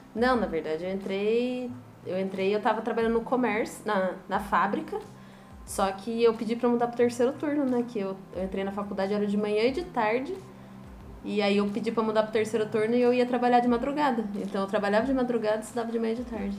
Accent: Taubaté, São Paulo, Brazil; moved away as an adult; now in São Vicente, Brazil; Eu sou de Taubaté, interior de São Paulo

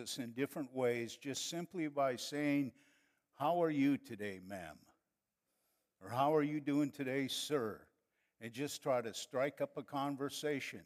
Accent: northern Wisconsin, United States; moved away as an adult; also born or lived in Monterrey, Mexico; now in San Antonio, United States; we are from northern Wisconsin, so I could have said, "Well, you guys, let's go, eh?" But we grew up and lived too close to Canada, and that's their fault for my accent.

